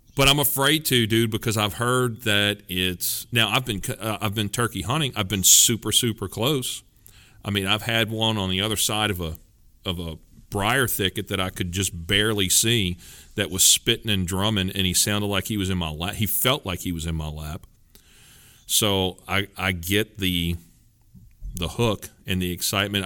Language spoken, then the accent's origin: English; Louisiana, United States; I'm from Louisiana and we kinda know what good groceries are